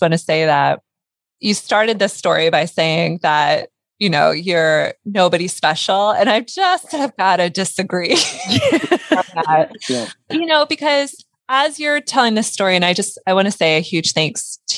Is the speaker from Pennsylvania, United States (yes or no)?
yes; Pennsylvania, United States; born there; also born or lived in Delaware; first off, I was born in Pennsylvania, moved to Delaware.